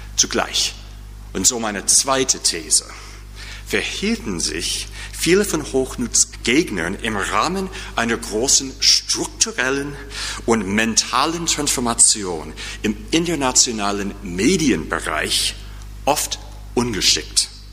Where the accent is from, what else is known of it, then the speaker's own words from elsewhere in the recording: United States; accent: American; German is a second language; now in St. Louis, United States; mit meinem markanischen, mit meinem markanischen Akzent